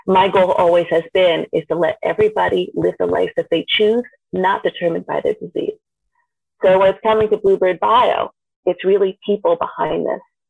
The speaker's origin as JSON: {"language": "English", "region": "Vermont", "country": "United States", "tie": "born or raised there"}